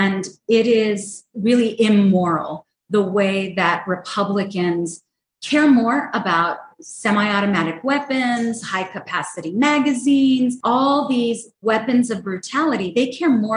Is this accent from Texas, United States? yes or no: yes; El Paso, Texas, United States; I am born and raised in El Paso, Texas.